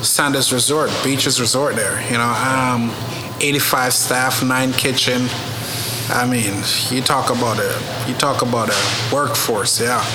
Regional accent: Jamaica; also born or lived in Paris / Oklahoma; now in Oklahoma City, United States; Grew up in Jamaica

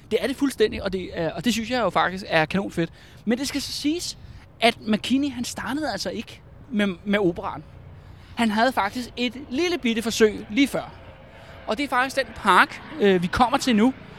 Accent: Albertslund, Capital Region of Denmark, Denmark; jeg er fra Albertslund

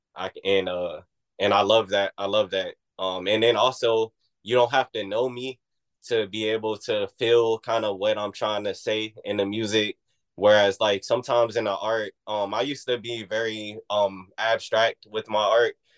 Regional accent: Oxon Hill, Maryland, United States; moved away; also born or lived in Washington, District of Columbia, United States / New Orleans / Oakland; I, am from Oxon Hill

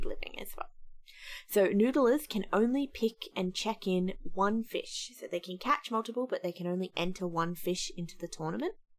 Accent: Australia; as an Australian

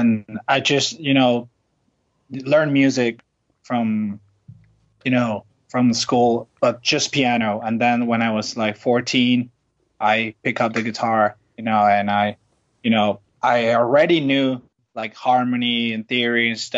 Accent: Venezuela; English is a second language; moved away as an adult; now in Los Angeles, United States; from Venezuela. I just moved here with my band

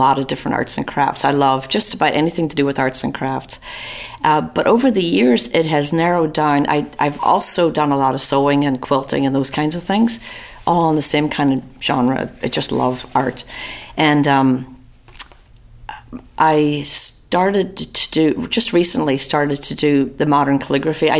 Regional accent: Newry, Northern Ireland, United Kingdom; moved away as an adult; also born or lived in London, England; now in Atlanta, United States; From Northern Ireland. I was born in a little town called Newry in County Down

